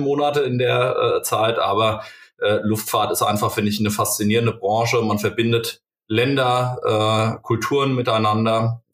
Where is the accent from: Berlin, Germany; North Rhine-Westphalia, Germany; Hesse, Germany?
Hesse, Germany; Limburg an der Lahn; moved away as an adult; also born or lived in Kaiserslautern; ich komme aus Limburg ursprünglich